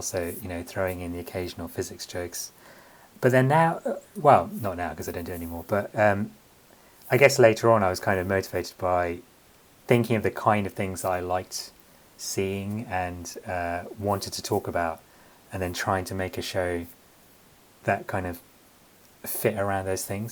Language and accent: English; London, United Kingdom; My family is Sri Lankan, uh, but I was born and raised in London